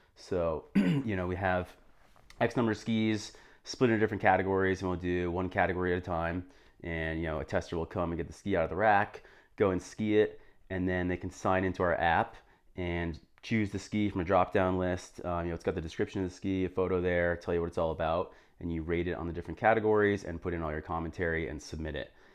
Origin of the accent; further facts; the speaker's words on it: New Hampshire, United States; moved away as an adult; also born or lived in Vermont / Jackson, Wyoming / Boston; I grew up in New Hampshire